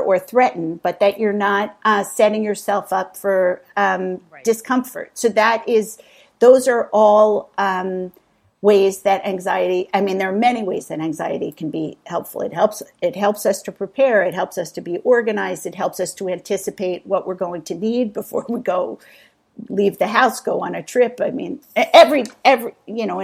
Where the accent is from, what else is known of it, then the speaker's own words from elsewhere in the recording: East Coast, United States; I grew up on the East Coast in a high-pressured, affluent town with really academically oriented and education-centric parents